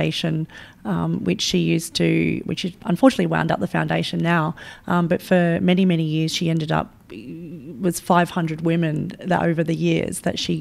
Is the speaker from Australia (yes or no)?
yes; Sydney, New South Wales, Australia; I grew up in Western Sydney